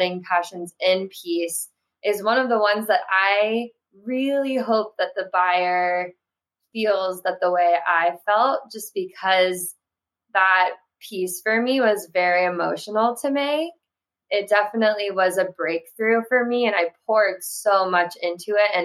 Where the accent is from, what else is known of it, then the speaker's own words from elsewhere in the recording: Florida, United States; I grew up in Florida